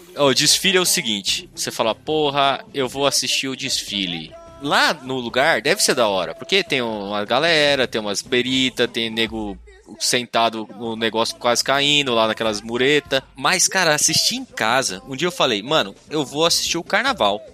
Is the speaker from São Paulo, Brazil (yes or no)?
yes; Ilha Solteira, São Paulo, Brazil; eu nasci em Ilha Solteira, né? Cidadezinha pequena